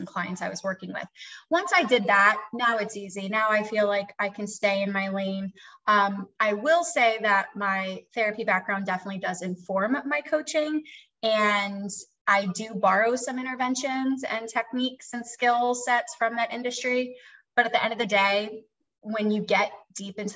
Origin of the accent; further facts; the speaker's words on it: Philadelphia, Pennsylvania, United States; moved away as an adult; now in the South, United States; I'm from Philadelphia